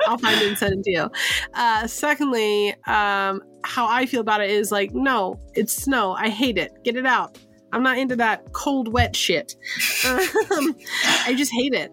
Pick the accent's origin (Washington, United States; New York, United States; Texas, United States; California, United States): California, United States; San Francisco; moved away; I am from the Bay Area. I'm from San Francisco